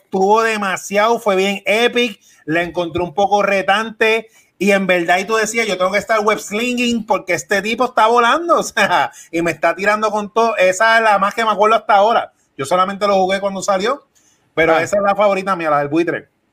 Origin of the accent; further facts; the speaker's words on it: Puerto Rico; nosotros somos boricuas